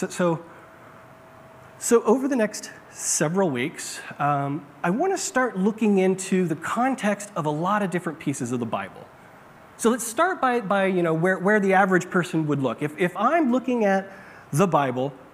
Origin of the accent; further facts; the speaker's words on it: Bakersfield, California, United States; I grew up in California, in Bakersfield, in a desert.